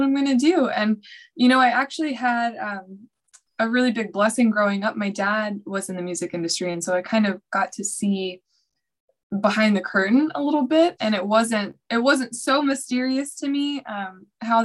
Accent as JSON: {"language": "English", "town": "Nashville", "region": "Tennessee", "country": "United States", "tie": "born or raised there", "said": "I was born and raised in Nashville, Tennessee"}